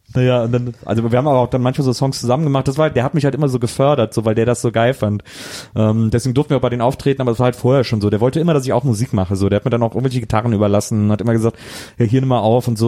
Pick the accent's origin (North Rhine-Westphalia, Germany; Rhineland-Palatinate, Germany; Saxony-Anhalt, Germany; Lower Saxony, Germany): North Rhine-Westphalia, Germany; Wesseling; moved away; also born or lived in Cologne / Berlin / Munich / Eifel; Ich bin halt nur in Wesseling aufgewachsen